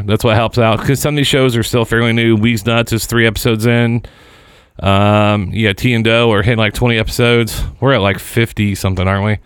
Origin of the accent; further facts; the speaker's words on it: Seymour, Indiana, United States; moved away; Falling from Grace is actually a motion picture that was filmed in my hometown